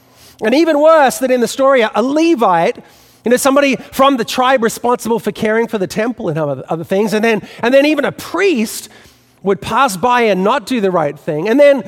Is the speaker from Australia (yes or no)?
yes; Australia; accent: Australian; now in New York City, United States; You know, you can tell by what's left of my Australian accent that I didn't grow up in New York City. And so growing up in Australia, I didn't have a fixture in my childhood